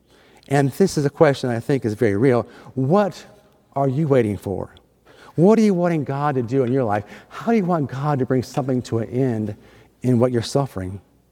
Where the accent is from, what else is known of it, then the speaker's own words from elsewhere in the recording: Endicott, New York, United States; also born or lived in Nichols, New York; I was born in Endicott, New York, and my parents and I, we lived in Nichols, a nearby town